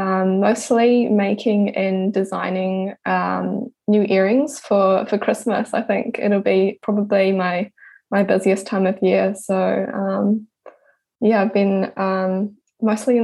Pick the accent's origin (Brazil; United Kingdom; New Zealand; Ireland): New Zealand; Pukekohe, Auckland; I was born in Auckland and I was raised in Pukekohe, which is south of Auckland.